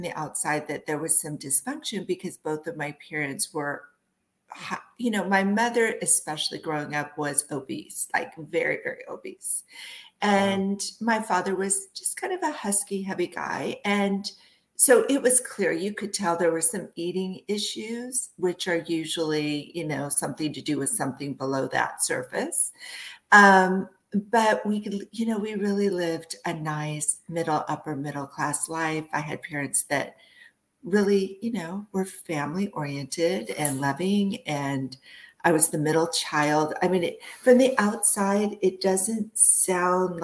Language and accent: English; East Bay, Northern California, United States; also born or lived in Massachusetts; I was born in Massachusetts, but I was raised in California